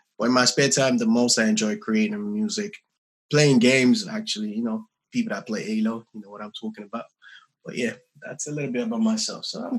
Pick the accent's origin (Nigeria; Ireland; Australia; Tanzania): Nigeria; also born or lived in London; I'm from Nigeria, also from Nigeria as Debbie. I grew up a little bit in Southeast London.